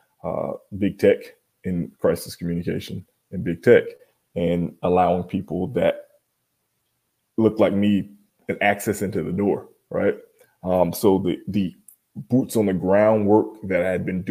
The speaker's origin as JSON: {"language": "English", "town": "Miami", "region": "Florida", "country": "United States", "tie": "born or raised there", "said": "As a kid growing up in Miami, I was the only Black kid in an all-white Boy Scout troop"}